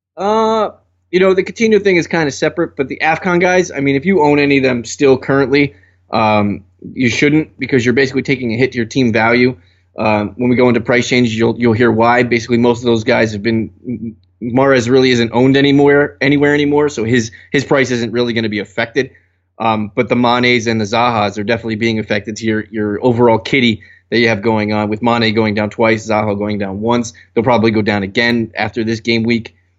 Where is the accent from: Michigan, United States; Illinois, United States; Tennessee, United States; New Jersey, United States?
New Jersey, United States; I'm from Jersey